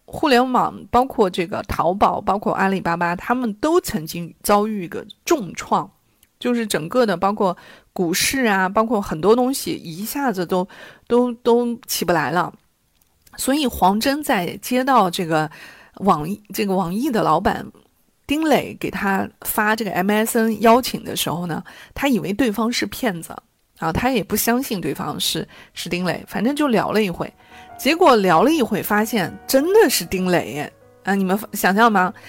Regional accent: China; 我们中国人从小到大，确实的就是被看见，被肯定

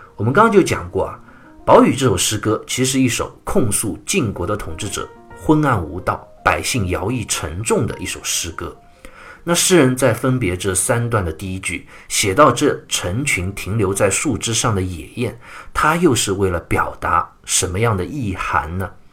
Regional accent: China; 我们中国人骂一个人的时候啊

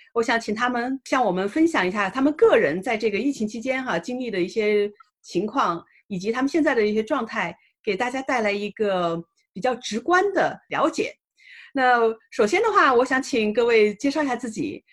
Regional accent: China; now in United States; 作为中国人

